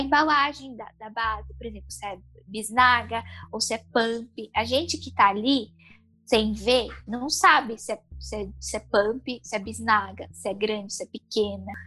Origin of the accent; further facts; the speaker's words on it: São Paulo, Brazil; eu sou de São Paulo